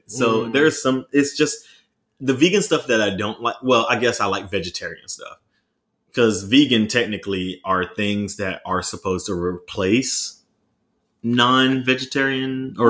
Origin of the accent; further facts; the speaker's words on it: the South, United States; And I'm from the South, though, too.